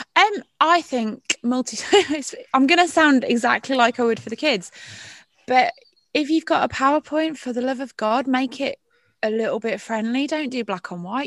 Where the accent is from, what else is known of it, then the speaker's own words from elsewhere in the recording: Royal Leamington Spa, West Midlands, United Kingdom; moved away; also born or lived in Barnsley; I'm from Royal Leamington Spa, darlings. It's where I grew up